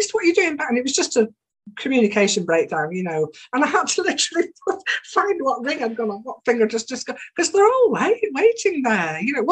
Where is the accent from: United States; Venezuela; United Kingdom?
United Kingdom; Bingley, Yorkshire and the Humber; also born or lived in Saltaire; I live in Bingley, and I'm from Saltaire originally, but grew up in Bingley.